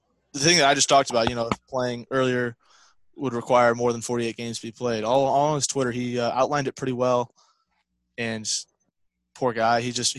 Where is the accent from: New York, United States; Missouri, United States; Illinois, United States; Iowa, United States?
Missouri, United States; St. Louis; growing up in St. Louis